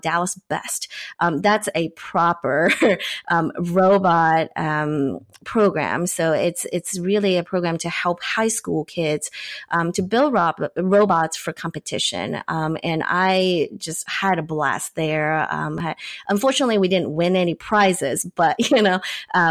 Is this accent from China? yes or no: yes; China; I grew up in China